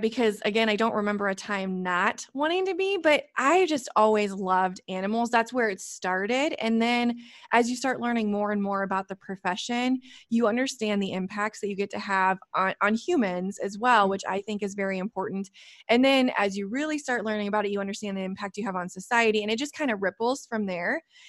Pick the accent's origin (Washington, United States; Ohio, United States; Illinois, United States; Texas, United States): Illinois, United States; but I am from Illinois and there were three things I used to say when I was little.